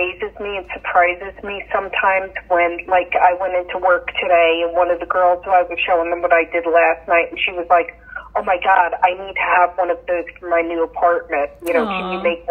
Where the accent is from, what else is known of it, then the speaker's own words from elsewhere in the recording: Yonkers, New York, United States; moved away as an adult; also born or lived in Beacon, New York; now in Wakefield, United States; I was born in Yonkers, New York. Lived there until right before my teenage years, and then we moved from Yonkers up to Beacon, New York